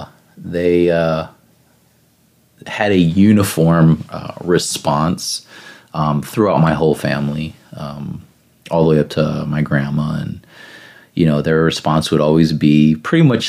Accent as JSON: {"language": "English", "region": "Northern Indiana", "country": "United States", "tie": "born or raised there", "said": "I'm from Northern Indiana, so I used to have to go to Riley Hospital for Children down in Indianapolis"}